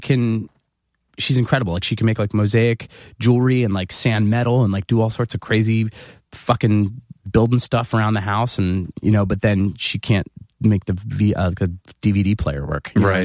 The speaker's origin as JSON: {"language": "English", "area": "15 minutes outside of Philadelphia", "region": "New Jersey", "country": "United States", "tie": "born or raised there", "moved": "yes", "said": "So I grew up 15 minutes outside of Philadelphia"}